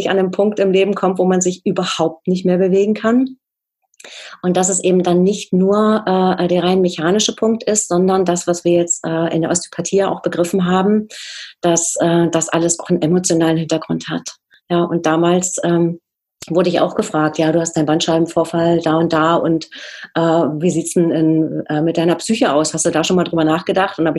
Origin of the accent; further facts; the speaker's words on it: East Germany, Germany; es war ja so, als sagen, als Ostdeutscher auch nicht so ganz selbstverständlich, für uns zumindest nicht, dass wir dort auch ähm, herzlich willkommen waren.